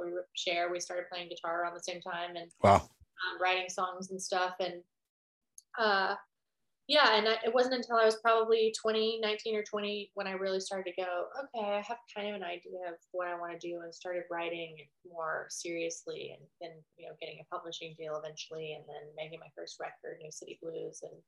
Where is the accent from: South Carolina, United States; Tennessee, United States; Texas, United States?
Tennessee, United States; Nashville; I grew up in Nashville.